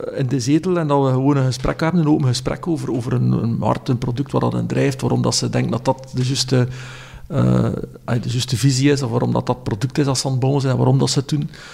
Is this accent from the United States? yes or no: no; West Flanders, Belgium; ik ben opgevoed in West-Vlaanderen